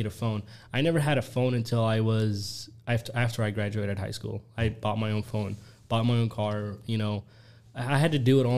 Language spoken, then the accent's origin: English; Yemen; now in United States; I was born in Yemen, and then... you know, I had a great time living there